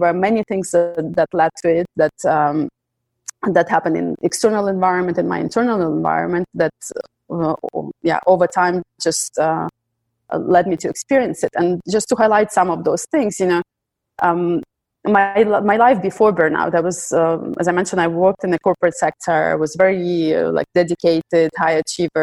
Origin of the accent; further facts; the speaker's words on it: Ukraine; now in Belgium; I come originally from Ukraine. I live in Belgium.